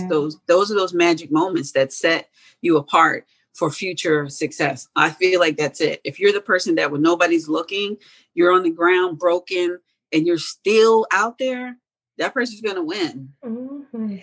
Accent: Hampton, Virginia, United States; first language German; English is a second language; moved away as an adult; also born or lived in Germany; now in Atlanta, United States; I grew up in Hampton, Virginia, then moved to Atlanta about 20 years ago

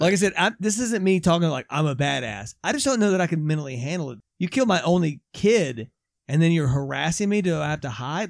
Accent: United States; I also am an American

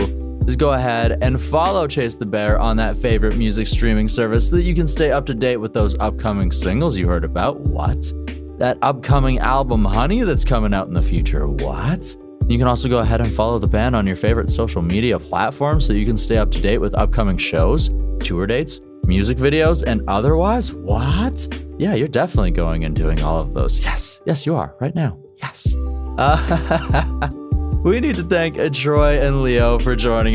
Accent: Kamloops, British Columbia, Canada; Kamloops, British Columbia. Yes, my hometown.

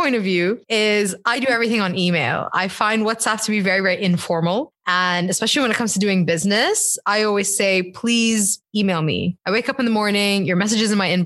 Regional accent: Bahrain; I'm Bahraini, you know, and like growing up in Bahrain

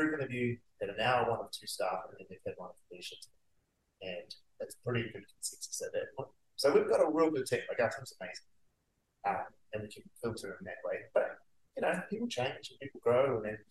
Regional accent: Auckland, New Zealand; moved away as an adult; I come from South Auckland. I grew up poor

